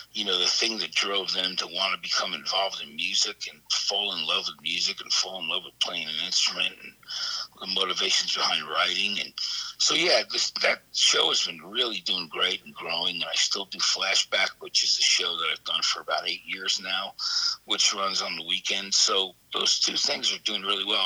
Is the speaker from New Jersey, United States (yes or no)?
yes; East Brunswick, New Jersey, United States; I grew up in a town called East Brunswick, New Jersey